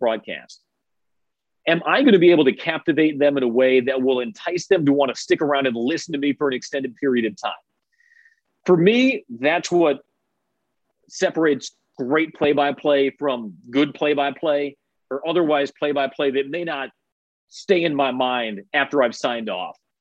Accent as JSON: {"language": "English", "town": "Chicago", "region": "Illinois", "country": "United States", "tie": "born or raised there", "moved": "yes", "said": "I grew up in Chicago"}